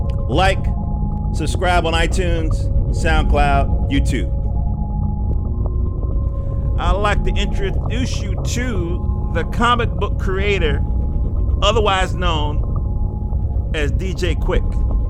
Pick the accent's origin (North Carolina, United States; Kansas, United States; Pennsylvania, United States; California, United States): North Carolina, United States; accent: North Carolina; moved away; I moved up in from North Carolina in 70 something